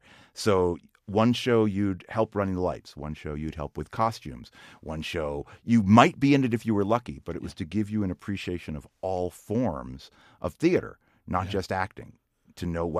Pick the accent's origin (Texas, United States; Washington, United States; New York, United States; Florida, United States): Florida, United States; Palm Beach; Palm Beach, Florida.